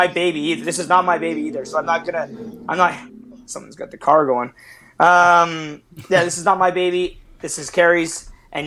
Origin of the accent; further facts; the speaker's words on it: Eastern Canada, Canada; I'm from the East.